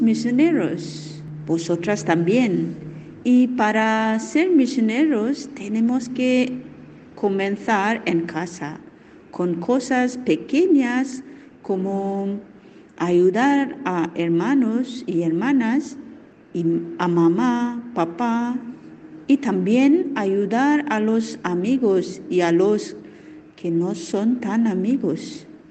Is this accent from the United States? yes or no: no; India; now in Spain; Soy de India y ahora estoy en España.